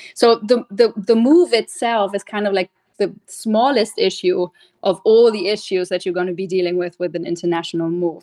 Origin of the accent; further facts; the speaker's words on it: Germany; moved away as an adult; also born or lived in London / Australia; now in Orlando, United States; I grew up in Germany and, funny enough, lived for 19 years in the same house.